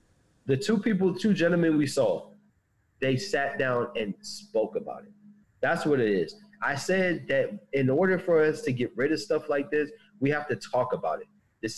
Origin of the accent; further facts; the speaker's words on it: the North, United States; I'm from the North, and we didn't have no plantation.